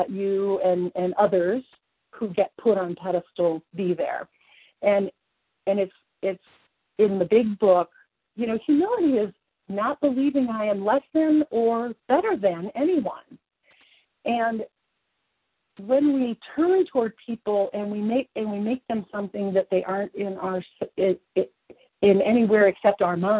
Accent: Kentucky, United States; now in Colorado, United States; You are from my home of origin. I was born in Kentucky.

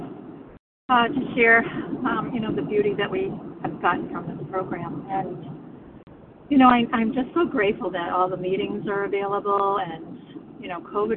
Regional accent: the Berkshires, Massachusetts, United States; I'm from the Berkshires in Massachusetts

